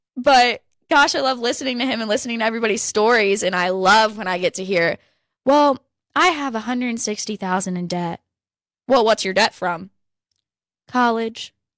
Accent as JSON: {"language": "English", "region": "Virginia", "country": "United States", "tie": "born or raised there", "said": "I grew up in Virginia"}